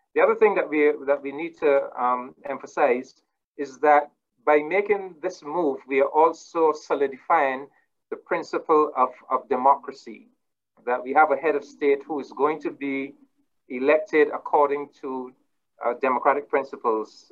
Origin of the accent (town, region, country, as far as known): Barbados